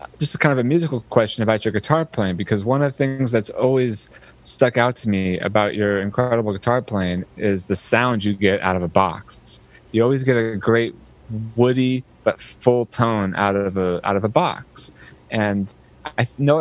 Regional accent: the Bay Area, California, United States; as a kid growing up in the Bay Area

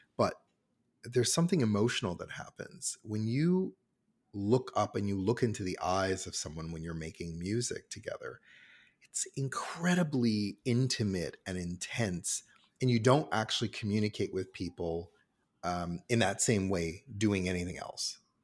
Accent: Cincinnati, Ohio, United States; now in Toronto, Canada; I'm American and I grew up in Cincinnati, Ohio

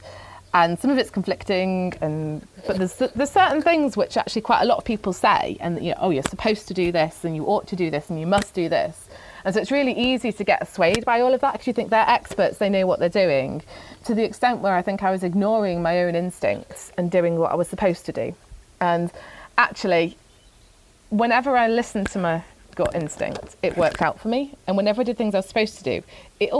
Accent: Manchester, North West England, United Kingdom; I was born in Wythenshawe, just outside of Manchester.

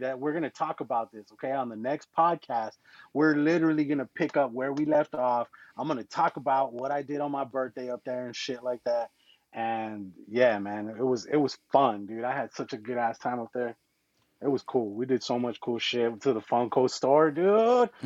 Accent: Arizona, United States; we're from Arizona

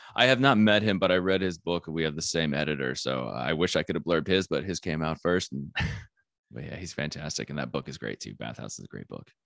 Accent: Flagstaff, Arizona, United States; I am from Flagstaff, Arizona, which is a small town

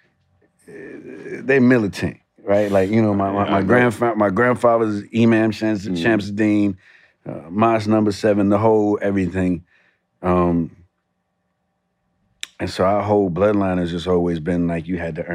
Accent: New York City, New York, United States; Growing up in the Bronx

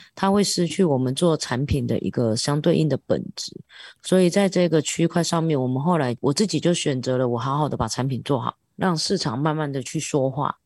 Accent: Taiwan; 我是一个台湾人

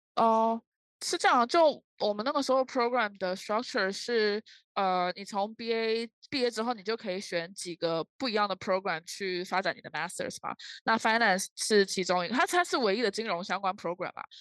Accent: Taiwan; moved away as an adult; also born or lived in Leuven, Belgium; 当然我是台湾人

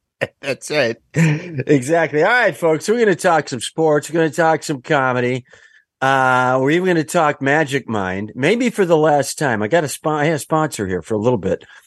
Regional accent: Kenosha, Wisconsin, United States; I'm from Kenosha, Wisconsin, where they built the American Motors Gremlin

